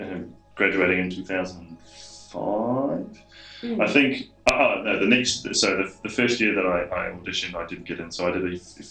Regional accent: Waipukurau, Hawke's Bay, New Zealand; Well, I was born in North Island in Waipakarau, or Waipukarau, as they say, and lived all over the North Island.

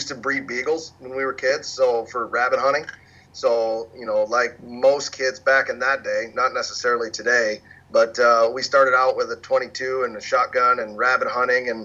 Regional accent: Pittsburgh, Pennsylvania, United States; Casey and I, we grew up in Western Pennsylvania

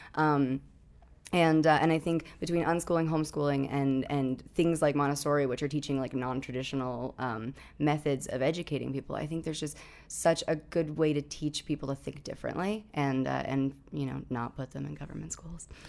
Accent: New Hampshire, United States; I grew up in New Hampshire

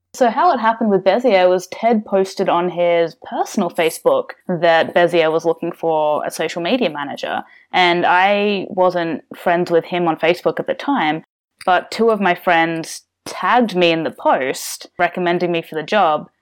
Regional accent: Melbourne, Victoria, Australia; also born or lived in United States; I'm from Australia. So, uh, born in Melbourne and, uh, lived around here pretty much all my life.

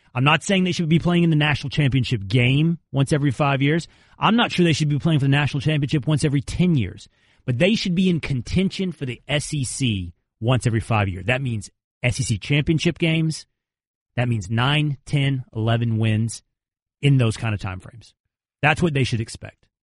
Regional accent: Texas, United States; I'm from Texas

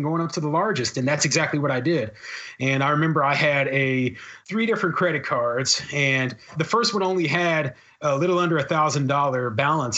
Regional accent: Kansas City, Missouri, United States; moved away as an adult; also born or lived in Arizona / Tucson / Omaha, Nebraska; I had never lived anywhere outside of Kansas City. I'm originally from Kansas City.

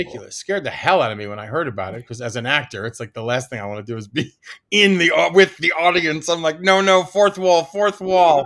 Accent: Washington, District of Columbia, United States; I grew up in Washington, D C

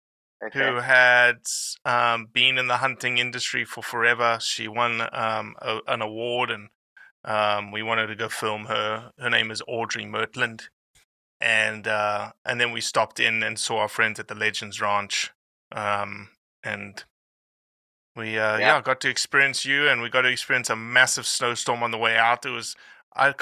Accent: South Africa; I am South African

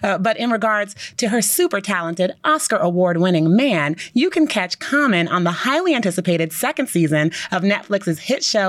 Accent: California, United States; I'm from California.

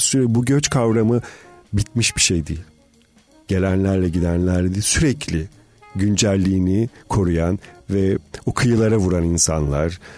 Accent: Marmara Island, Balıkesir, Turkey; ben bir ada doğumluyum. Marmara Adası'nda doğdum

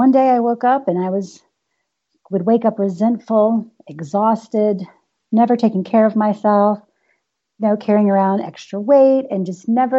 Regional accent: the South, United States; I am from the South

